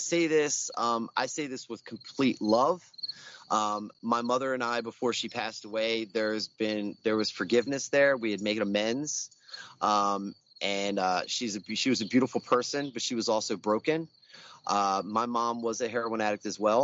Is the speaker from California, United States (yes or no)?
no; Baltimore, Maryland, United States; I grew up in Southwest Baltimore, in Morrill Park